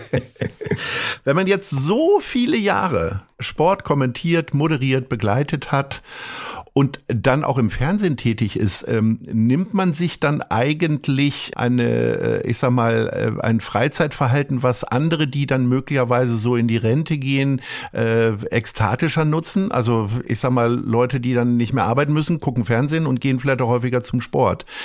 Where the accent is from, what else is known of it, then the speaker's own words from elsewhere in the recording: Hanover, Lower Saxony, Germany; ich komme nun auch aus Hannover